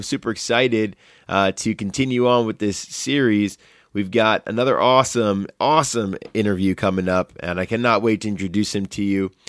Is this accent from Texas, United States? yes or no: no; New York City, New York, United States; moved away; I was from New York City